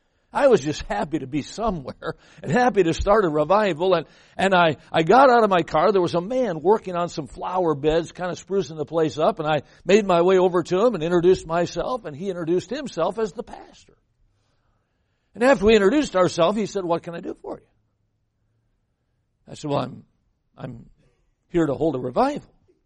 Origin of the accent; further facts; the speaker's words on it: Midwest, United States; now in California, United States; I came from the Midwest. I'm here in California.